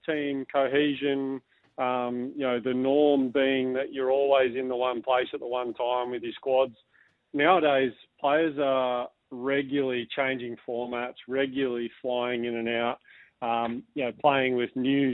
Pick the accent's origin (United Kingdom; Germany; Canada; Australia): Australia; as an Australian